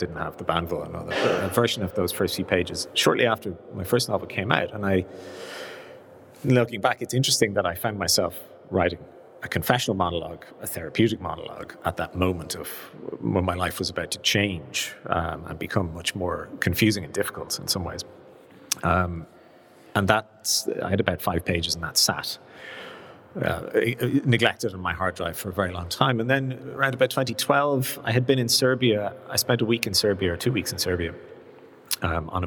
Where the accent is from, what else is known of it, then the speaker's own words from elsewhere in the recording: Rathcoole, Leinster, Ireland; I grew up in Rathcoole in County Dublin, which is a kind of small town on the Naas, off the Naas dual carriageway, the N7